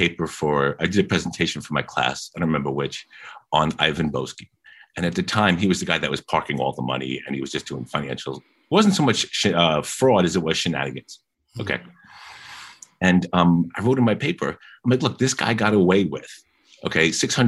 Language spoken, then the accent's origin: English; New York City, New York, United States; I'm a kid from Queens